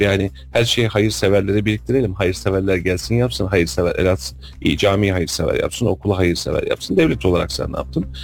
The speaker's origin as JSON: {"language": "Turkish", "region": "Kayseri Province", "country": "Turkey", "said": "biz Kayseri'nin Hakkari'yi nasıl görüyorsak"}